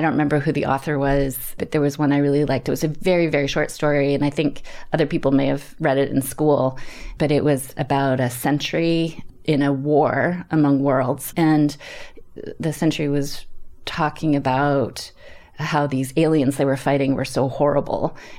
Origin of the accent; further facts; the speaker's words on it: Canada; I grew up in Canada. We moved around a lot. My dad worked for a chemical company.